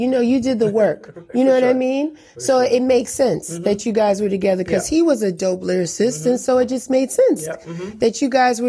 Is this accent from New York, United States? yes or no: yes; New York City, New York, United States; I'm from Bronx River